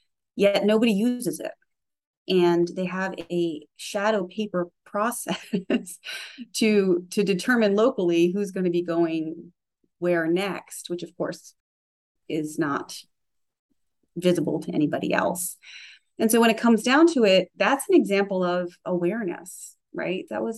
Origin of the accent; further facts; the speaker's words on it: Charleston, South Carolina, United States; I came from Charleston, South Carolina, where it's certainly growing as a sort of tech innovation geographic location, but when I was there, not so much.